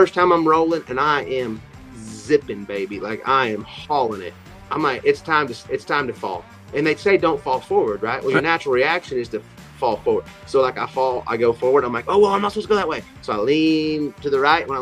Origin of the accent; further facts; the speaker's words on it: Miami, Oklahoma, United States; growing up in Miami, Oklahoma